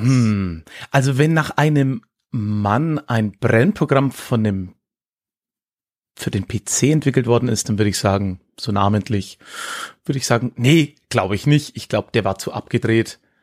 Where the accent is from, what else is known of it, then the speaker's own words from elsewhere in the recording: Höchstadt an der Aisch, Bavaria, Germany; also born or lived in Erlangen; Erlangen, wo ich geboren bin, ist sehr evangelisch, war ja auch Hugenottenstadt. Mhm. Und aber dann die Region Höchstadt, in der ich, ja, wie es der Kollege am Anfang gesagt hat, groß geworden bin